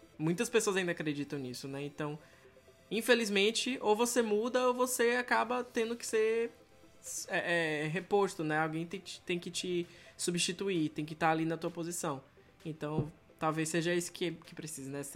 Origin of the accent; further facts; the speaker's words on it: Salvador, Bahia, Brazil; moved away; de onde eu venho, em Salvador